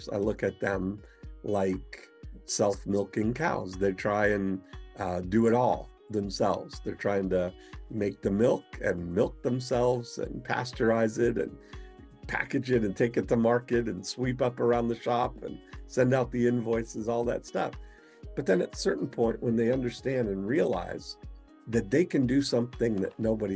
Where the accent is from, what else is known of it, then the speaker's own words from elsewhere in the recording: Canada; I was born in Canada on a U.S. Air Force base to a Canadian mother and a U.S. father